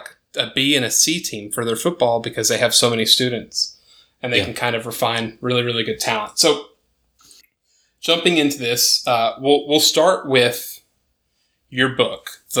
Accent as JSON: {"language": "English", "town": "Dallas", "region": "Texas", "country": "United States", "tie": "born or raised there", "also_born_or_lived": "McKinney, Texas", "said": "So I was born and raised in Dallas, Texas, and I grew up on the suburbs of Dallas, truly."}